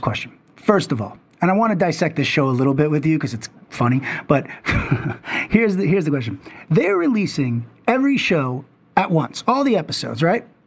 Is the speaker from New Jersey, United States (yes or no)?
no; New York City, New York, United States; I grew up in Manhattan